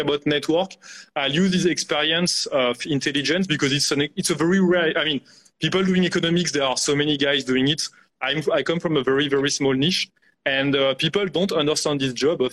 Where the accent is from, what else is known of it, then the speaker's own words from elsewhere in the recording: France; moved away as an adult; also born or lived in India; with my accent, I grew up in France.